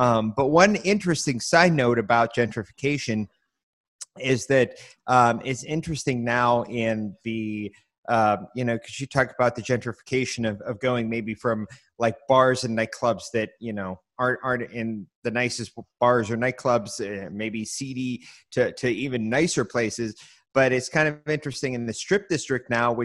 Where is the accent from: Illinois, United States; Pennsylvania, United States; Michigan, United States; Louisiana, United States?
Pennsylvania, United States; Pittsburgh; I grew up in the Stanton Heights area, which is right between the two of them